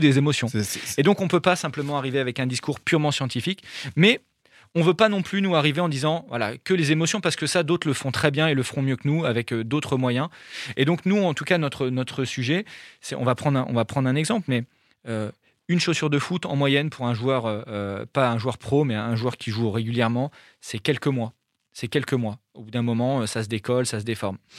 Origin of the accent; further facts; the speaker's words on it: France; je suis français et qu'on est basé dans le nord de la France